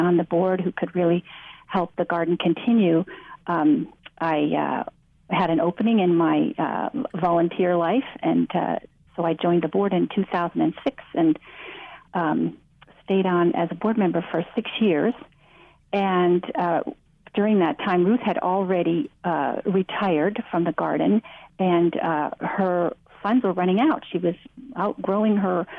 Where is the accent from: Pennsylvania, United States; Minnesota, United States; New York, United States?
Minnesota, United States; Duluth; moved away as an adult; now in California, United States; I grew up in Duluth, Minnesota